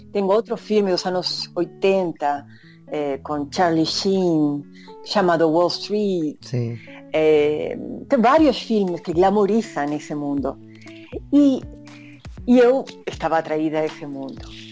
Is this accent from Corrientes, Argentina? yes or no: no; Bahía Blanca, Buenos Aires Province, Argentina; Portuguese is a second language; moved away as an adult; also born or lived in Rio de Janeiro, Brazil / New York, United States; now in Brazil; eu sou de Bahia Blanca